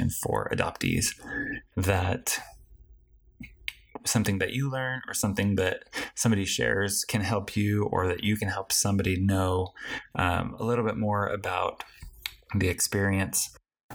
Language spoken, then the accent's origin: English; Colorado, United States; moved away as an adult; now in Utah, United States; I am originally from Colorado.